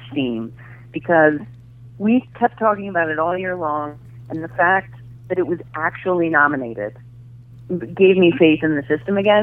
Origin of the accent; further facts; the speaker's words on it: United States; I'm American